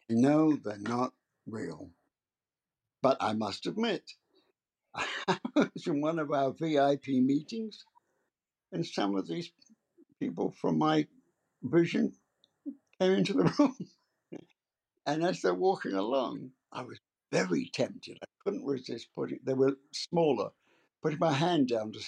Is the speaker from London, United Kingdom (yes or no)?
yes; London, United Kingdom; moved away as an adult; also born or lived in Worcester, England; now in United States; I was born in London, in the heart of London